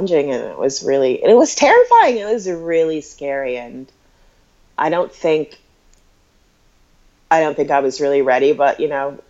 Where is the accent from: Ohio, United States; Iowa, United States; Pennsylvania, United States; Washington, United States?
Iowa, United States; Des Moines; moved away as an adult; also born or lived in Brooklyn, New York; I'm from Des Moines, Iowa.